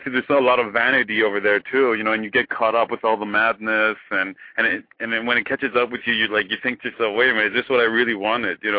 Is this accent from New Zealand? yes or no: no; Iran; moved away as an adult; also born or lived in Eugene, Oregon; now in United States; I was born in Iran, but I grew up in Eugene, Oregon, back in the 80s